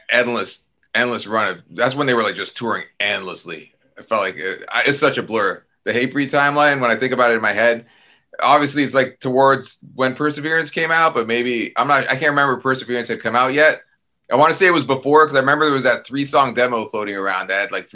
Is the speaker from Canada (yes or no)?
yes; Toronto, Ontario, Canada; I was a kid from Toronto, Canada. You know what I mean? Which wasn't a very scary place to grow up